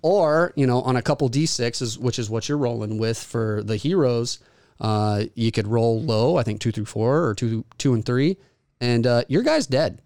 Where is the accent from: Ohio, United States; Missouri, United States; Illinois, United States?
Missouri, United States; Springfield; Springfield, Missouri is, my hometown